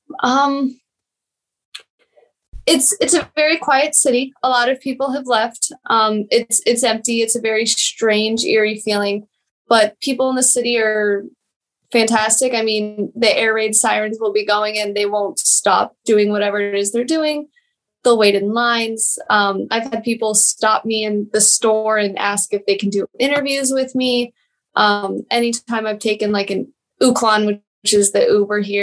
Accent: Denver, Colorado, United States; moved away as an adult; also born or lived in Kyiv, Ukraine; now in Germany; I was born in Denver, always lived in Colorado up until October when I moved to Germany

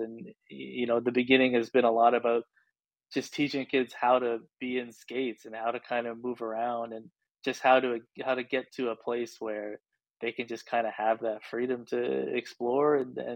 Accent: Calgary, Alberta, Canada; now in Ontario, Canada; For me, I grew up in Calgary, so it's kind of a little bit of a different hockey culture than where I am now in Ontario.

